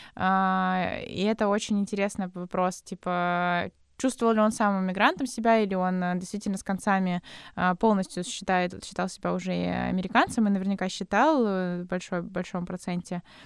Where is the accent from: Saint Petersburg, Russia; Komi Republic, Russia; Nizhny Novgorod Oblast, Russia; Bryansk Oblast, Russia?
Nizhny Novgorod Oblast, Russia; Nizhny Novgorod; мы с Никитой из Нижнего Новгорода